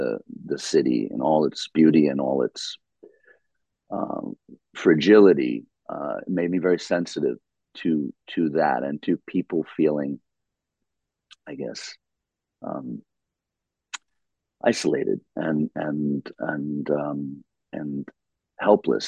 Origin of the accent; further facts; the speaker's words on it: New York, United States; I grew up in New York. We have the most wonderfully diverse population in my city